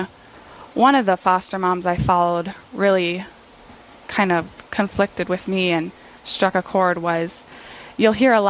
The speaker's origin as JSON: {"language": "English", "town": "Ortonville", "region": "Minnesota", "country": "United States", "tie": "born or raised there", "said": "I live in my hometown, Ortonville, Minnesota"}